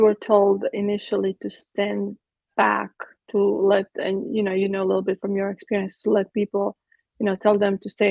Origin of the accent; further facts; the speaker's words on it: Croatia; now in Texas, United States; I was born in Croatia. In Yugoslavia at the time